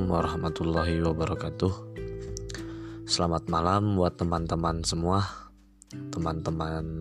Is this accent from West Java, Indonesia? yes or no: yes; Bandung, West Java, Indonesia; now in East Java, Indonesia; Saya berasal dari Bandung. Saya menjadi seorang pelajar di satu kota di Jawa Timur.